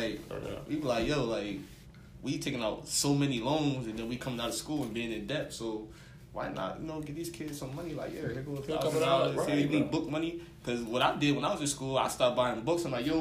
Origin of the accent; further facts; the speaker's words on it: Camden, New Jersey, United States; I'm pretty much a black male educator at Kit Whittier Middle, right here in Camden, my hometown where I grew up at.